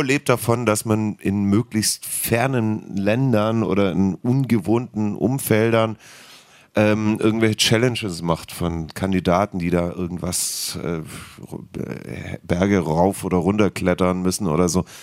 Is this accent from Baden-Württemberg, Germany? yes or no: yes; Heidenheim, Baden-Württemberg, Germany; now in Berlin, Germany; ich stehe zu meiner Heimat, hat eine wundervolle Kindheit